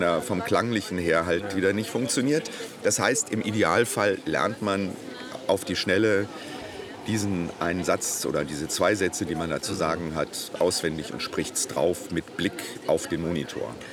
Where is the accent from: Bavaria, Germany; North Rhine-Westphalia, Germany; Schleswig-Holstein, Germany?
North Rhine-Westphalia, Germany; Essen; moved away as an adult; also born or lived in Hannover / Berlin; now in Munich, Germany; Ich bin gebürtiger Essener. Ich oh. bin hier in Rüttenscheid äh, geboren ja. und äh, Rellinghausen Stadtwald aufgewachsen